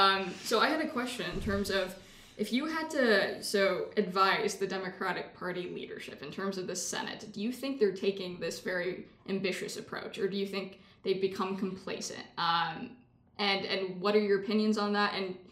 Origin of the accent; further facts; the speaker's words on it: Texas, United States; I'm from Texas.